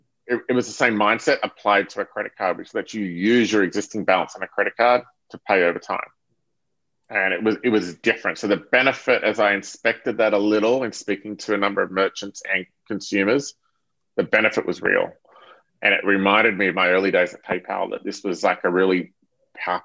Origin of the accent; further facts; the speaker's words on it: Sydney, New South Wales, Australia; moved away as an adult; also born or lived in Singapore; now in United States; I'm from Australia. I grew up in just north of Sydney on the beaches, and I left actually Australia when I was 25